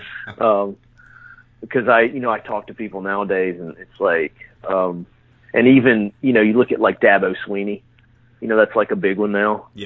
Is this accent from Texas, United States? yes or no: no; Haleyville, Alabama, United States; me and you are from the same town, so we're, we're both from Haleyville, Alabama